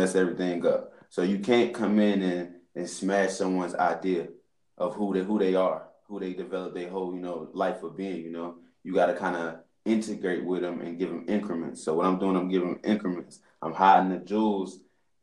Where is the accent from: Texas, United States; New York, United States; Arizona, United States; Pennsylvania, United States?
Pennsylvania, United States; Philadelphia; I was raised out in Philly, North Philly, Germantown, Strawberry Mansion around